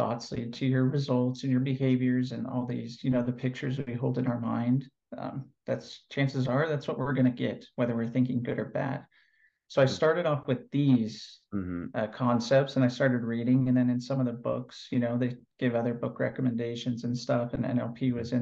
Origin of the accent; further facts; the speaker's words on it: California, United States; moved away as an adult; now in Athens, Greece; currently I'm living in Athens, Greece. I'm originally from California.